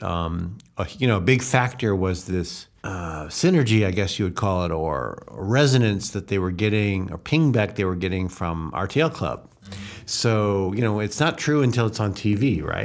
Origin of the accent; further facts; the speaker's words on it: Evanston, Illinois, United States; moved away as an adult; now in Hungary; I grew up in Chicago. I grew up in Chica, uh, suburb of Chicago, Evanston